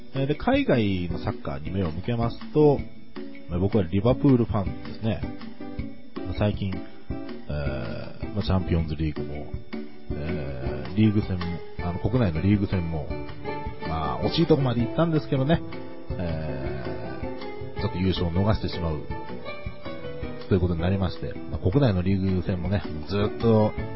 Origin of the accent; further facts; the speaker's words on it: Kanagawa, Japan; 私、神奈川県民でございます。えー、神奈川の湘南ですね。